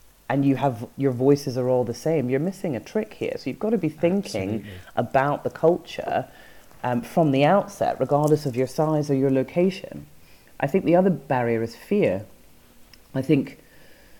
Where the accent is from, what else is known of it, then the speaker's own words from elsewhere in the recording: Edinburgh, Scotland, United Kingdom; I grew up in Edinburgh